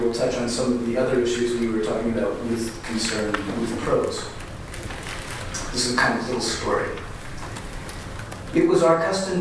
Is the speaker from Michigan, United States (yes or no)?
no; Amherst, Massachusetts, United States; I was born in Amherst